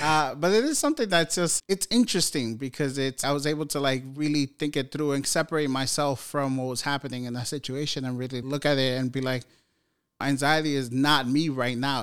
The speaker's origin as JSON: {"language": "English", "town": "New York City", "region": "New York", "country": "United States", "tie": "born or raised there", "said": "I grew up in New York City housing projects"}